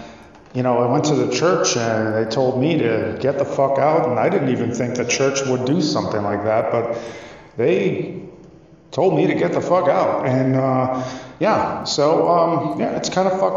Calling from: Wisconsin, United States; I'm calling you from Wisconsin

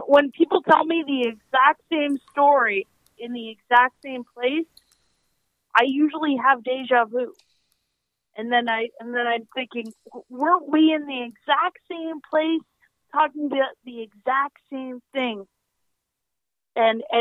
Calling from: Canada; I'm calling from Canada

